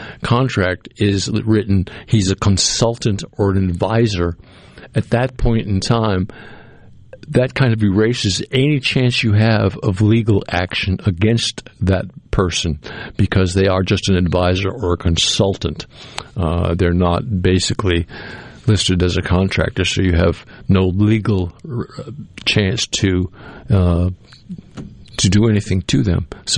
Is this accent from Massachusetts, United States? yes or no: yes; Cape Cod, New England, Massachusetts, United States; now in Mississippi, United States; I grew up in New England on Cape Cod. And as a young man, and I'm not there anymore, I'm a Mississippian now